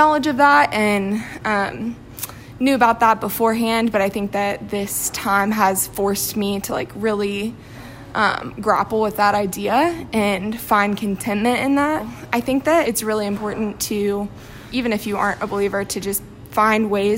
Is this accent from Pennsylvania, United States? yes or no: no; Marietta, Georgia, United States; moved away as an adult; now in Knoxville, United States; I'm actually from Marietta, Georgia, originally, so north of Atlanta, and then I came here for school.